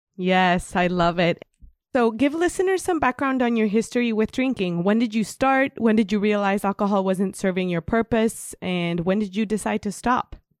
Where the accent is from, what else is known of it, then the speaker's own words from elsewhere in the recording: Mexico; moved away; I'm coming from Mexico